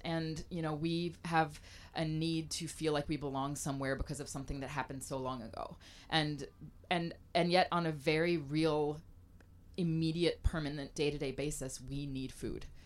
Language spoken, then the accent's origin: English; Mobile, Alabama, United States; also born or lived in Africa / Michigan / Louisiana / France; now in Portland, United States; I grew up in Mobile, Alabama